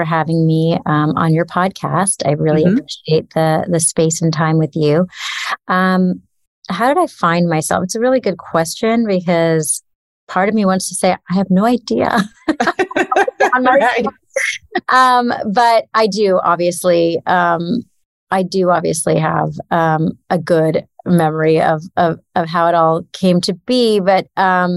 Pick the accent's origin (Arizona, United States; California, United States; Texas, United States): California, United States; Los Angeles; I grew up in Los Angeles